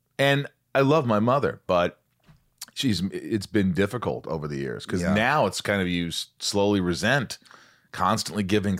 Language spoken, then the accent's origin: English; Indiana, United States; I grew up in Indiana, so I knew yeah.